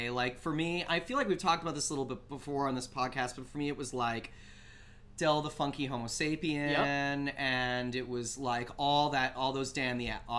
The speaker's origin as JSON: {"language": "English", "country": "Canada", "tie": "born or raised there", "said": "growing up in Canada and being and not really being around a lot of African American people"}